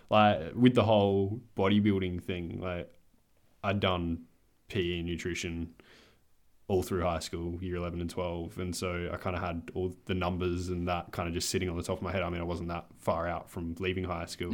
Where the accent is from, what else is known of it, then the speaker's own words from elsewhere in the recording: Adelaide, South Australia, Australia; I'm twenty-one. I'm from Adelaide